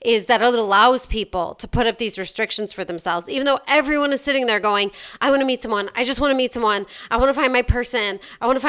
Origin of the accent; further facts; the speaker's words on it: Chicago, Illinois, United States; accent: Chicago; my Chicago accent